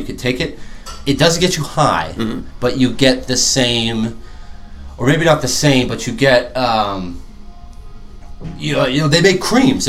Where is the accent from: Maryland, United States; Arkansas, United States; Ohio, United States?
Maryland, United States; Arundel; I grew up in Arundel